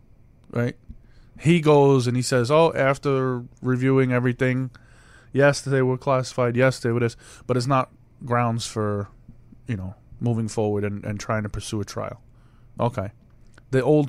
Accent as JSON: {"language": "English", "country": "United States", "said": "We're from New York, New Jersey"}